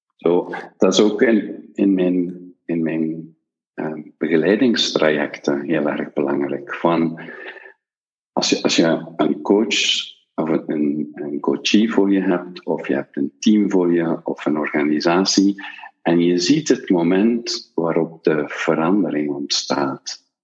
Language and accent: Dutch; Belgium; wij als Belgen